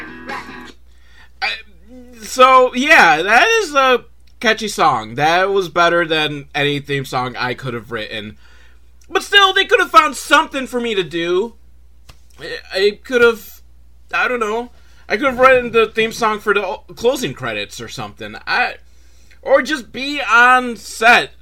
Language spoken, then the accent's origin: English; Buffalo, New York, United States; born or raised there